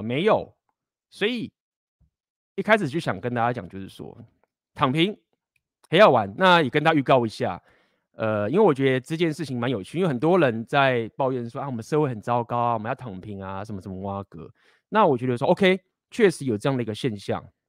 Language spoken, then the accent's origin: Chinese; Taiwan; 我是台湾人